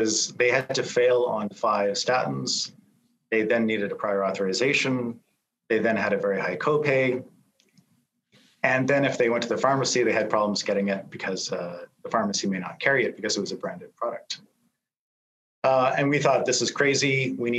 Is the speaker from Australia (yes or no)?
no; Canada; as a Canadian